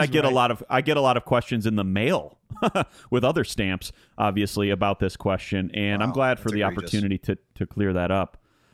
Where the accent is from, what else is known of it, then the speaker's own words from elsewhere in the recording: Michigan, United States; moved away; my home state, in my hometown.